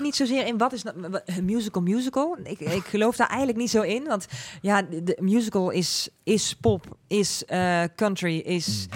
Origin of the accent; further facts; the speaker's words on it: Netherlands; accent: zachte G; Ik heb gewoon een zachte G.